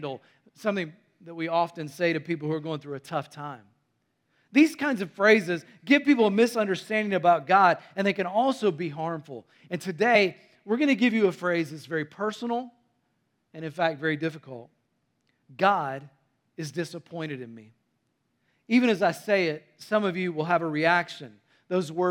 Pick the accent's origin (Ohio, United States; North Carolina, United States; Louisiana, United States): North Carolina, United States; also born or lived in Tennessee; I was born in Tennessee and raised in North Carolina